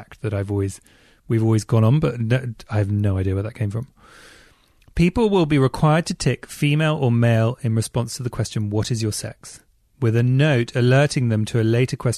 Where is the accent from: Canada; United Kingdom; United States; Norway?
United Kingdom; England; I'm English